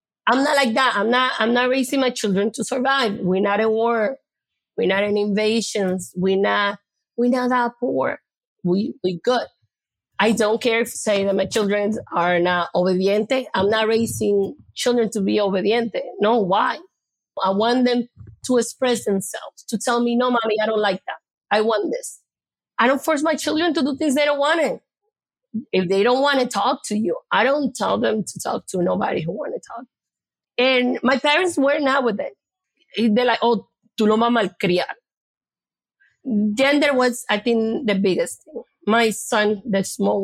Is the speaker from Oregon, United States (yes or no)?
no; New York City, New York, United States; I'm from the Bronx